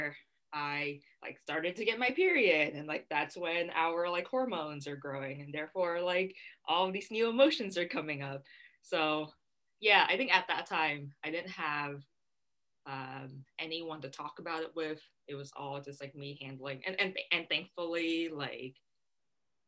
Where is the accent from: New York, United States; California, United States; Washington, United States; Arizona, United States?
California, United States; San Diego; also born or lived in Vietnam; my family and I immigrated to San Diego from Vietnam when I was 7, and that's how like I started growing up in San Diego.